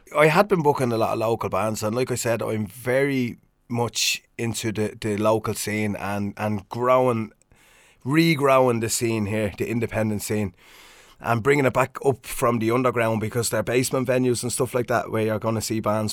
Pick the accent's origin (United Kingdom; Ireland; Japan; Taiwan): Ireland; Swords, Leinster; I was doing a DJ night in my hometown of Swords